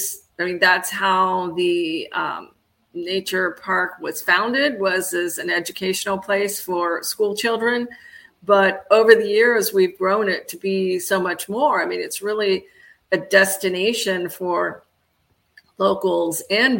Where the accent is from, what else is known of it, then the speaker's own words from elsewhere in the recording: Florida, United States; I grew up here in Florida